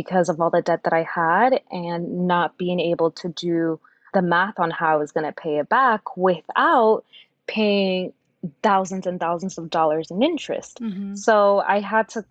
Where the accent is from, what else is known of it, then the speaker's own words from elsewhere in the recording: New York, United States; also born or lived in Dominican Republic / Yonkers, New York; I grew up in New York.